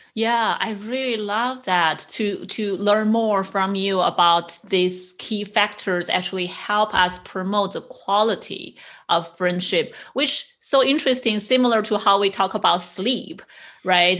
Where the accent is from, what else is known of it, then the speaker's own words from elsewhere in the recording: China; also born or lived in East Coast, United States; now in West Coast, United States; I grew up in China